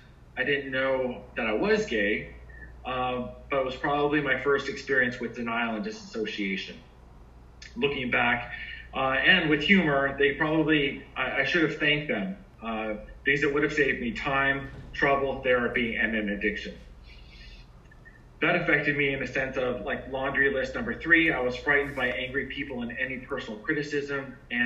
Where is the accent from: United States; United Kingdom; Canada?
United States; Florida; also born or lived in Hawaii; now in Fort Lauderdale, United States; I was born in Hawaii. I come from a military family. My elementary, middle school, and high school was actually in Central Florida. I am located in Fort Lauderdale.